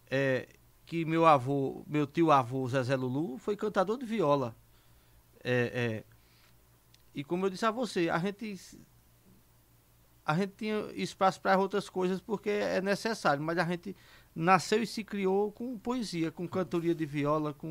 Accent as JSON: {"language": "Portuguese", "town": "Serrinha", "region": "Pernambuco", "country": "Brazil", "tie": "born or raised there", "said": "eu me criei na Serrinha, que a Serrinha é, é, é um besta de poetas"}